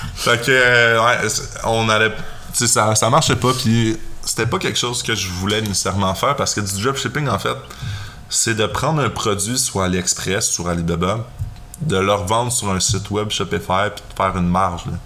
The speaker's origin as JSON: {"language": "French", "region": "Quebec", "country": "Canada", "accent": "Québécois", "said": "je fais du contenu pour le Québec. Là. Je vais pas changer mon accent"}